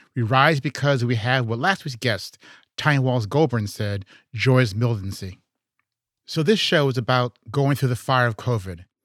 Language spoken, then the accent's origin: English; Chicago, Illinois, United States; also born or lived in Houston; I'm from Chicago